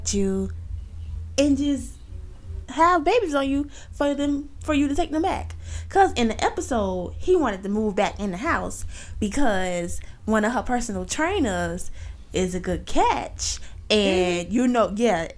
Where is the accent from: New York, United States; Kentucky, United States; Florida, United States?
Florida, United States; Miami; I'm from Miami